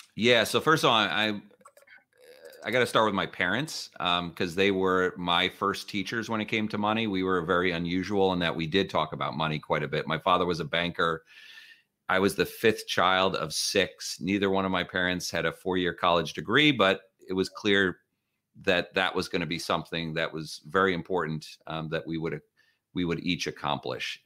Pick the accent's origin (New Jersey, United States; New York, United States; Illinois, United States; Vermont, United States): New Jersey, United States; northern; moved away as an adult; now in Palo Alto, United States; having grown up in northern New Jersey